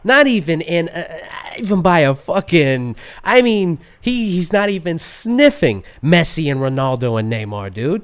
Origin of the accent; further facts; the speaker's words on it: United States; being an American